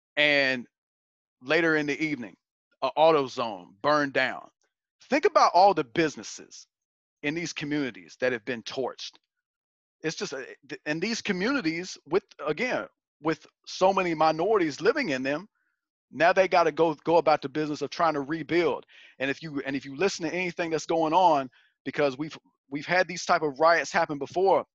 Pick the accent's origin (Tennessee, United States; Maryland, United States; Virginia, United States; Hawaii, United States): Virginia, United States; my father was a deputy sheriff for 10 years in, uh, in my hometown of Virginia